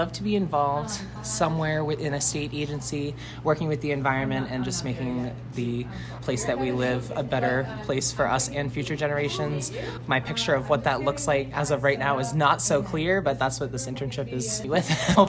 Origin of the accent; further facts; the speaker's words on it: Lewiston, Maine, United States; I'm originally from Lewiston, Maine, and I went to Oak Hill High School in Wales.